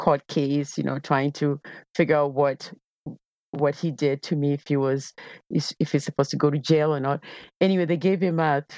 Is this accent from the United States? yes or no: no; Kenya; I grew up in Kenya